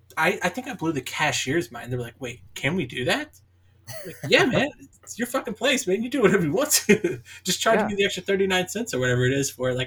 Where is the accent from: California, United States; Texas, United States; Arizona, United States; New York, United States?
Texas, United States; Dallas; being from Dallas, Dallas is my hometown.